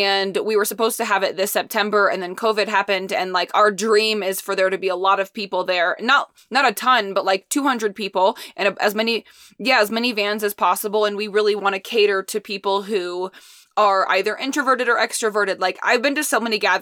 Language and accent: English; Indiana, United States; moved away; being born and raised in Indiana